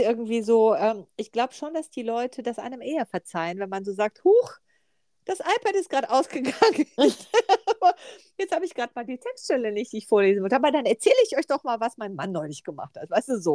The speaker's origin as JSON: {"language": "German", "town": "Ahlen", "region": "North Rhine-Westphalia", "country": "Germany", "said": "ich komme ja aus Ahlen."}